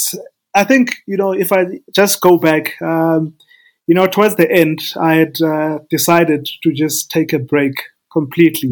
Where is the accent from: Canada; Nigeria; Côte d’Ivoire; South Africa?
South Africa; East London, Eastern Cape; moved away as an adult; also born or lived in Mthatha, South Africa / Pretoria, South Africa; I was born in Umtata, in the Eastern Cape. Then we moved to East London, my family and I. So we finished our matric, I mean, our high school in East London.